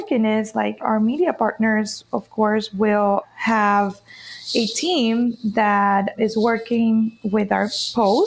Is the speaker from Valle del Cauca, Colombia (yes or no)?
no; Cartagena, Bolívar, Colombia; now in Miami, United States; I'm currently based in Miami, but I'm right now in Colombia in my hometown, Cartagena.